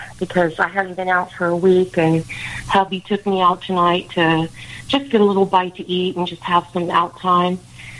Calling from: Plant City, Florida, United States; Plant City, Florida.

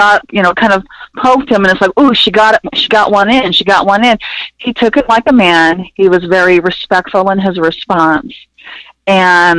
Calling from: Humboldt County, California, United States; I'm calling from Humboldt County, California

